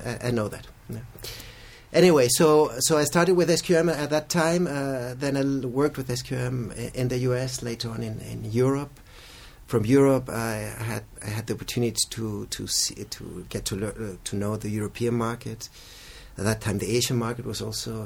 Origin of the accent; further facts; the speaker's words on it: Chile; I was born in Chile, raised as well here, went to school and university in Chile